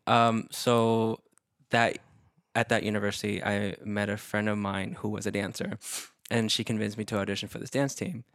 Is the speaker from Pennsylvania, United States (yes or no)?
no; Dallas, Texas, United States; moved away; it's my hometown, I have a place to stay